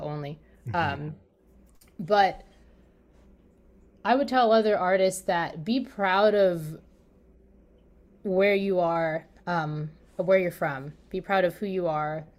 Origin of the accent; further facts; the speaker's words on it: Maryland, United States; I'm from Maryland